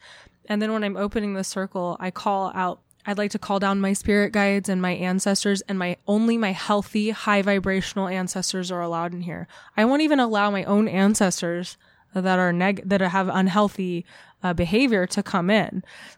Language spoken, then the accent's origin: English; California, United States; I'm from Orange County.